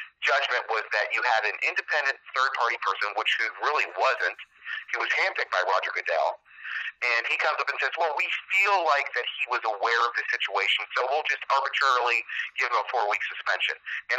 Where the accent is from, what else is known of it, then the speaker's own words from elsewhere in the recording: New England, United States; I grew up in New England